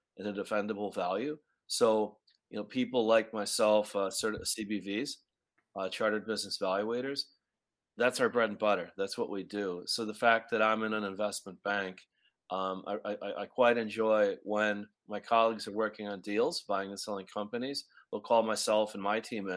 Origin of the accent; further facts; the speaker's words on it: Chicago, Illinois, United States; also born or lived in New York City; now in Montreal, Canada; You're catching me in Chicago, Illinois, where my hometown.